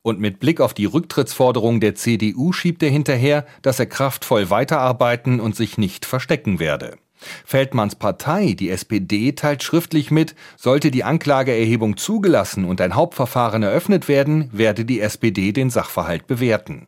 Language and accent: German; Rostock, Mecklenburg-Vorpommern, Germany; Ich komme aus Rostock